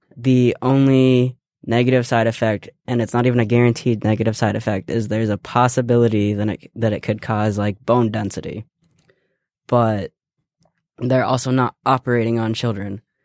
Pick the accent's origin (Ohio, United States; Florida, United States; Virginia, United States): Ohio, United States; I was born and raised in Ohio, so I have yet to change my Ohio residency.